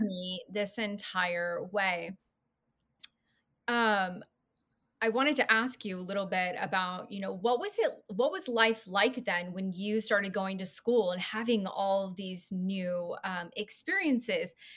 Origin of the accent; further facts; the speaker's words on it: California, United States; I grew up in California